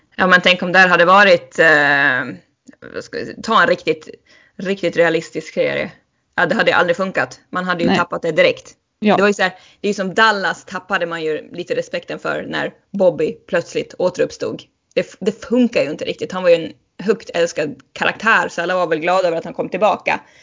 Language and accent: Swedish; Sweden; som svensk